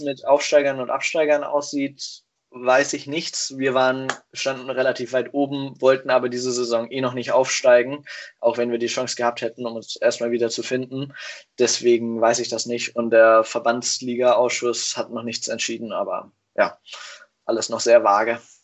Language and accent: German; Hanover, Lower Saxony, Germany; moved away as an adult; now in Kiel, Germany; Ich komme eigentlich aus Hannover